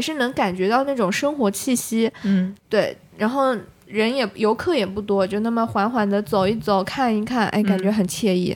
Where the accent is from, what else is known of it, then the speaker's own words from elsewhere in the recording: Jiangnan, China; 因为我是在，算是江南长大嘛